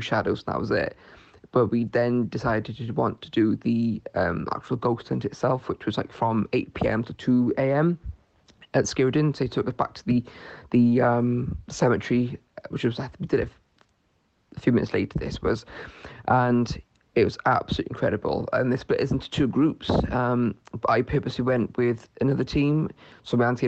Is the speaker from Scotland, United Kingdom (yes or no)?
no; Newport, Wales, United Kingdom; I'm from Newport in South Wales